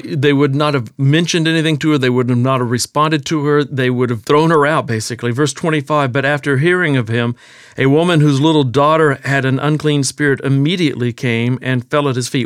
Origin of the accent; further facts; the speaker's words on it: Texas, United States; accent: Texas; I was born and raised in Texas